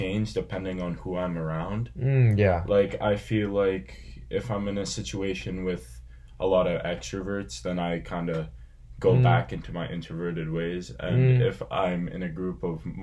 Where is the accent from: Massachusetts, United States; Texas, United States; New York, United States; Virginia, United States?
Massachusetts, United States; I'm originally from Massachusetts.